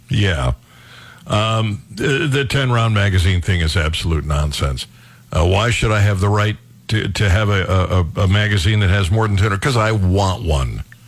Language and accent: English; Cleveland Heights, Ohio, United States; Cleveland Heights, uh, where I was raised